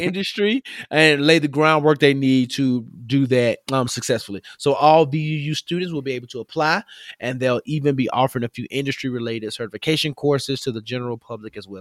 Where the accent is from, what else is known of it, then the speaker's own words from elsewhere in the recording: Memphis, Tennessee, United States; moved away; I grew up in Memphis. We say drink.